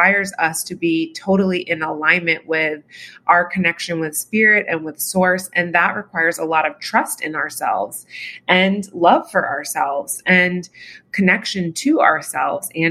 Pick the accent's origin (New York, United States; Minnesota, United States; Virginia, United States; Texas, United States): Virginia, United States; I'm from Virginia